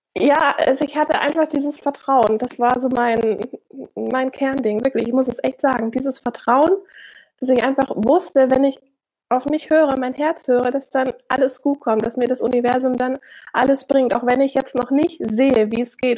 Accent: Germany; moved away; also born or lived in Switzerland; ich als Deutsche ja eigentlich in dem Land lebe

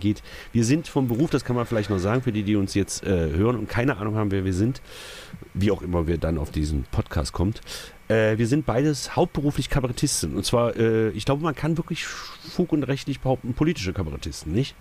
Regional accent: East Germany, Germany; also born or lived in Magdeburg; ich bin Ossi. Genau. Also bin ich quasi, weil ich ja äh, quasi in dem falschen Land geboren wurde

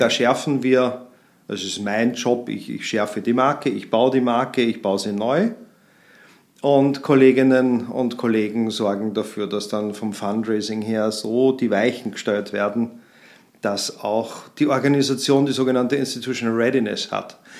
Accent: Vienna, Austria; now in Munich, Germany; Ich komme aus München, bin ein gebürtiger Wiener

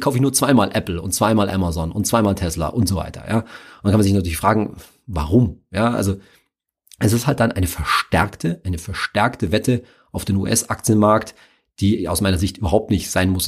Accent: Germany; mein Heimatland

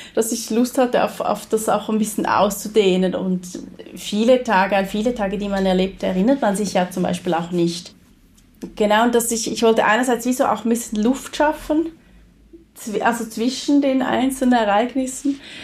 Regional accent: rural Switzerland near Konstanz, Thurgau, Switzerland; da, wo ich aufgewachsen bin, in einer sehr ländlichen Gegend in der Schweiz, ähm, Nähe Konstanz

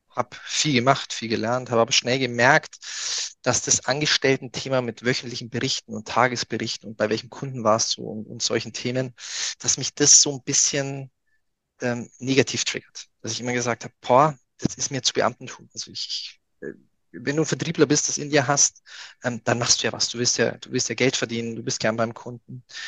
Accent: near Augsburg, Bavaria, Germany; ich komme ja aus, aus der Nähe von Augsburg

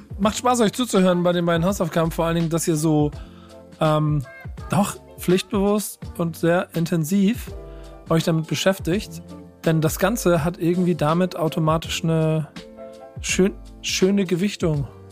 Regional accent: Hamburg, Germany; ich als Hamburger

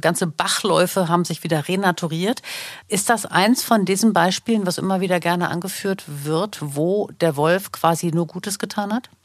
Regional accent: Germany; hier bei uns in Deutschland

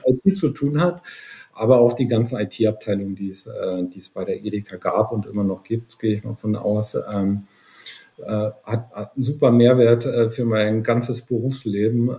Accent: Brandenburg, Germany; now in Potsdam, Germany; ich bin in einem kleinen Dorf in, in Brandenburg aufgewachsen

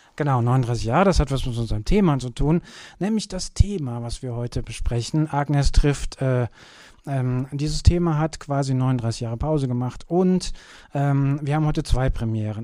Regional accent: Kürten, North Rhine-Westphalia, Germany; now in Cologne, Germany; wo ich herkomme. Ich komme ja aus Kürten.

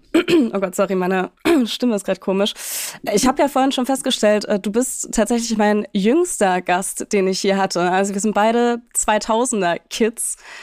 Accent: Leipzig, Saxony, Germany; wir sind beide Leipziger

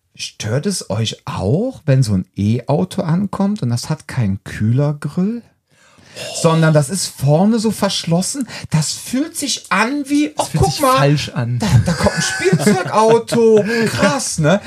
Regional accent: Cologne, North Rhine-Westphalia, Germany; wir, sind ja alle Kölner

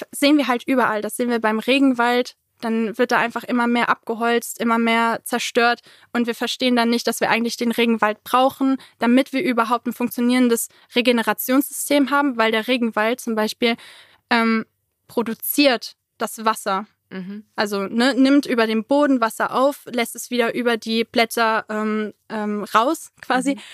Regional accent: Germany; Ich so, ja, ich komme aus Deutschland.

